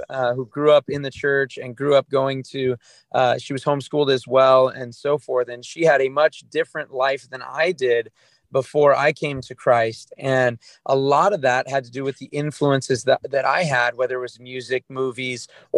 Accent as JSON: {"language": "English", "region": "Southern California", "country": "United States", "tie": "born or raised there", "said": "I grew up in America. I grew up in Southern California"}